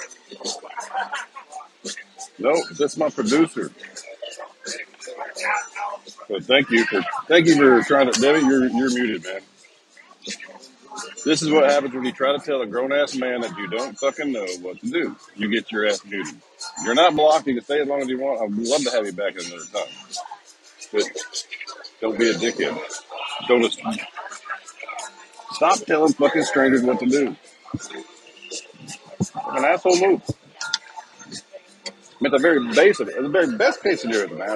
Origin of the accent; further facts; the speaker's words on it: Texas, United States; moved away; I grew up in Texas